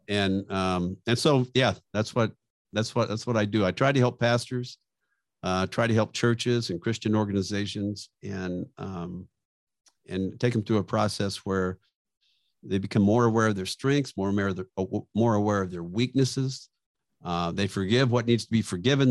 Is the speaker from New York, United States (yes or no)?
no; Bakersfield, California, United States; I grew up in Bakersfield